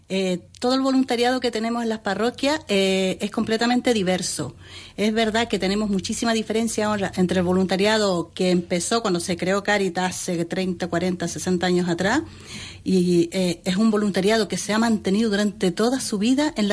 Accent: Chile; moved away as an adult; now in Spain

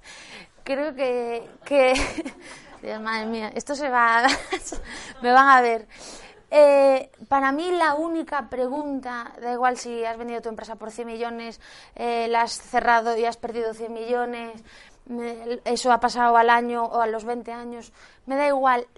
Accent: Galicia, Spain; yo soy gallega, seguro que ya me lo habéis notado

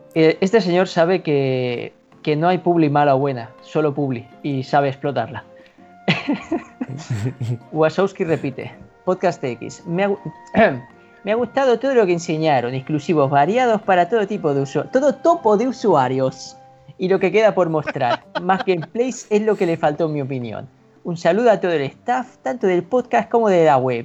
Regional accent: Catalonia, Spain; soy catalán

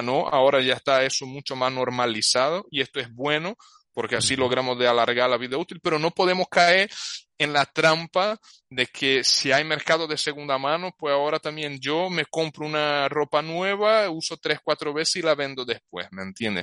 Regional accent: Brazil; Spanish is a second language; now in Spain; Yo soy brasileño, pero llevo tiempo viviendo aquí.

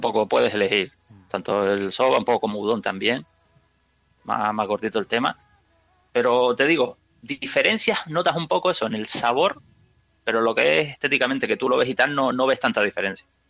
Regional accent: Canary Islands, Spain; yo que soy de Canarias

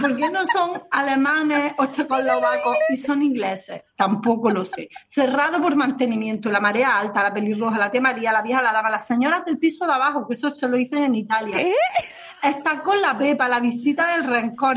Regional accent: Granada, Andalusia, Spain; accent: Granada; con acento de Granada

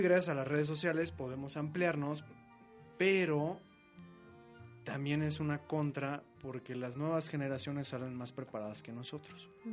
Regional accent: Mexico; somos así los mexicanos

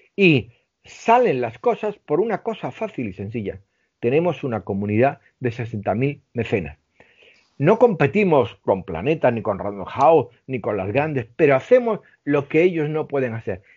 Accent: Melilla, Spain; moved away; soy del norte de África, me he criado con judíos, eh, con hindúes, eh, con musulmanes

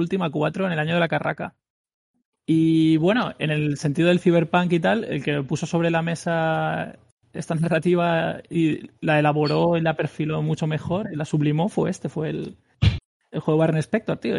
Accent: Spain; soy el único español

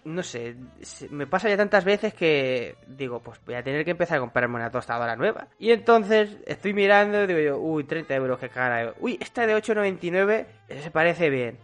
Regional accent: Castilla-La Mancha, Spain; Los de pueblo somos realmente más puramente manchegos

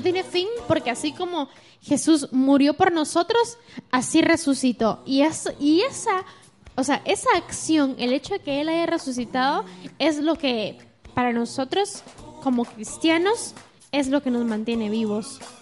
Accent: Guatemala; nosotros como chapines decimos de show

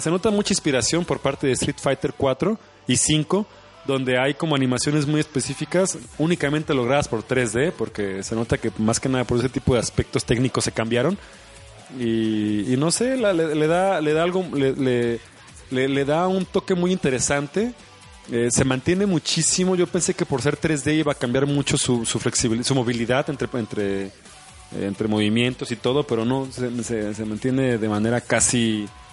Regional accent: Mexico; es nuestro deber como mexicanos

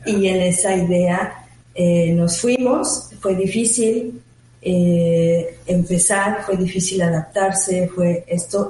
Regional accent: Mexico City, Mexico; moved away as an adult; also born or lived in Switzerland; now in Mérida, Mexico; yo soy mexicana. Correcto. Originalmente de la Ciudad de México

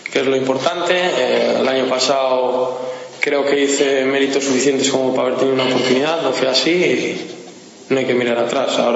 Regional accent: Valladolid, Castile and León, Spain; moved away as an adult; now in Guadalajara, Spain; yo soy de Valladolid.

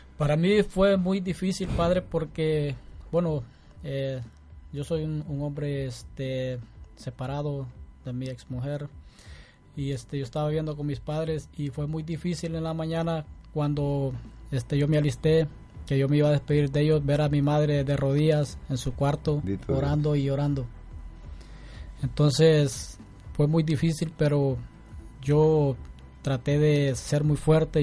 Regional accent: Honduras; moved away as an adult; yo soy de Honduras

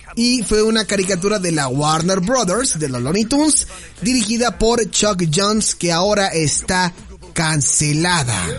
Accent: Mexico; nosotros siendo como mexicanos

